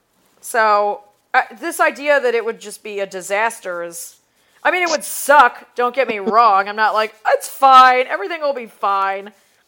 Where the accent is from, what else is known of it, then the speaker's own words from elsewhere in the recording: Cleveland, Ohio, United States; I'm from Cleveland